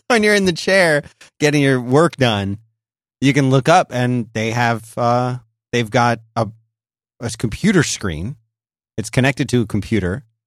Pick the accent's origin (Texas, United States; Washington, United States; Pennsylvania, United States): Pennsylvania, United States; Philadelphia; when I grew up in Philadelphia